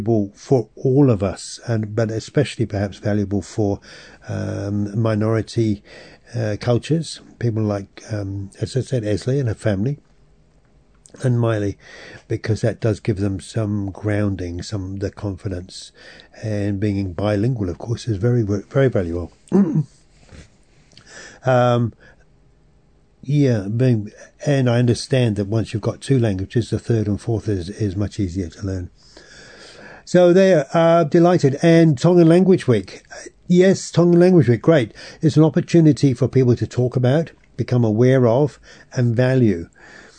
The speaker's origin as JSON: {"language": "English", "region": "England", "country": "United Kingdom", "tie": "born or raised there", "said": "As a European, as English, or grown up in England"}